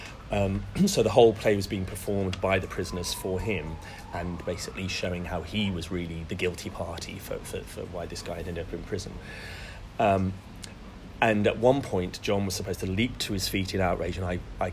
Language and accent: English; Solihull, West Midlands, United Kingdom; moved away as an adult; also born or lived in Birmingham; I was born in Birmingham, in the West Midlands, in 1974. First son to my two parents. I've got a younger brother as well. And then I grew up in Solihull, which is slightly south of Birmingham